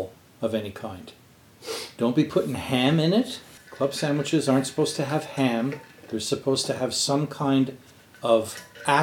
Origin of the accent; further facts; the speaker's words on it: Quebec, Canada; I grew up in Quebec